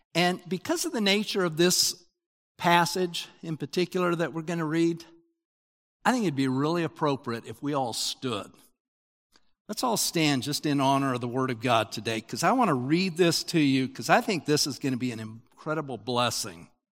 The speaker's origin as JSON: {"language": "English", "region": "Utah", "country": "United States", "tie": "born or raised there", "said": "I grew up in Utah"}